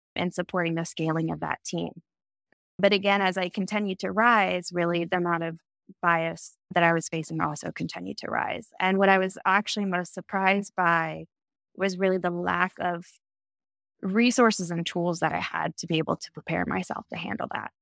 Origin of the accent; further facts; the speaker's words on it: Texas, United States; being the four out of five kids growing up in Texas